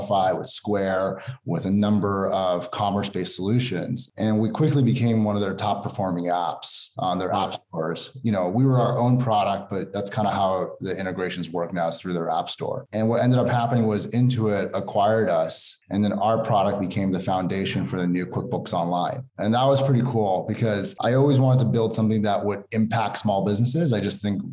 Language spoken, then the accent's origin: English; United States; I'm Persian American. I've lived here my whole life